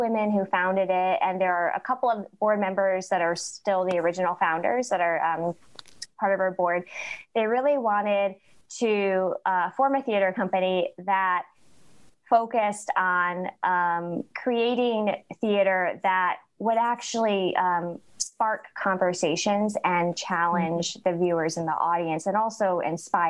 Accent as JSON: {"language": "English", "region": "upstate New York", "country": "United States", "moved": "as an adult", "lives_now": "Mississippi, United States", "said": "I am originally from upstate New York, so very far away from Jackson originally, but I moved to the area to work at Alcorn State University"}